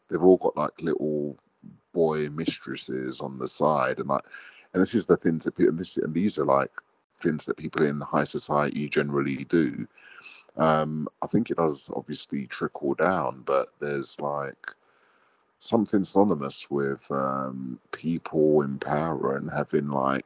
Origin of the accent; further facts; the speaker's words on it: England, United Kingdom; I'm from England